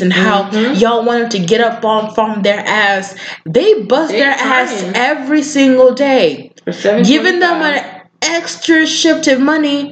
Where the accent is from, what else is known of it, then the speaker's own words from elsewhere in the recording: Kenya; now in United States; I am from Kenya